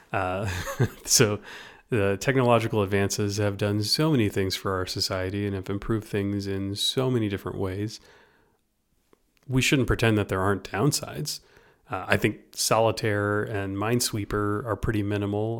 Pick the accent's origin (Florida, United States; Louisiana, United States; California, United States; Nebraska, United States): Louisiana, United States; moved away; for me in Louisiana